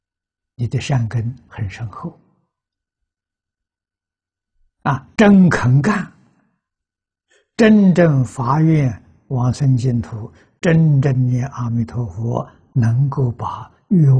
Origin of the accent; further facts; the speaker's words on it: China; 我们中国人讲凭良心呐。